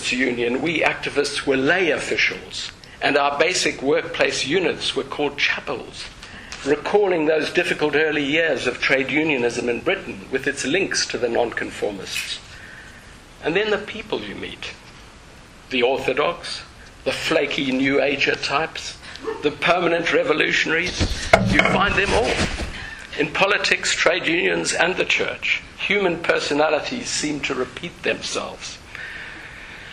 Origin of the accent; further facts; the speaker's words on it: South Africa; moved away as an adult; also born or lived in Zimbabwe; now in United Kingdom; I was born in South Africa to socially aware parents who were not religious